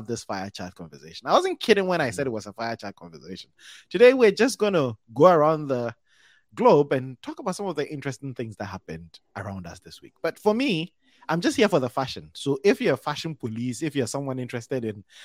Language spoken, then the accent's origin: English; Kumasi, Ashanti, Ghana; moved away; also born or lived in Wisconsin; I'm from Kumasi, Wisconsin